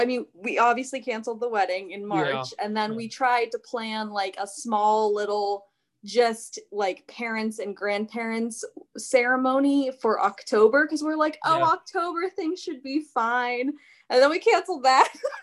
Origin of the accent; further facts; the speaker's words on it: Florida, United States; now in North Hollywood, United States; I'm just from Florida, so anything lower than 70 is cold.